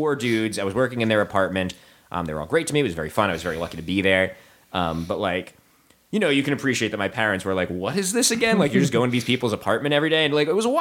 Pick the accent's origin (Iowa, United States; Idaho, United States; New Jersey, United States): New Jersey, United States; also born or lived in New York / Pennsylvania; I grew up in New Jersey